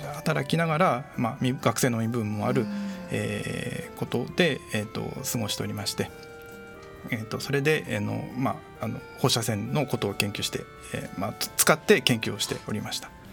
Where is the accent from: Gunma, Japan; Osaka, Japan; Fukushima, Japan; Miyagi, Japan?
Fukushima, Japan; Iwaki; moved away; 私の地元の福島